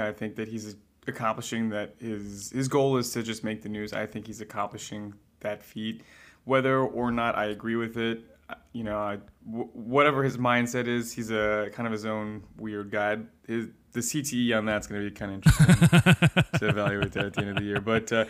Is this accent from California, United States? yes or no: yes; California, United States; Yeah, no, so I was born in Southern California, actually, and so I grew up watching Jerry Rice and Steve Young.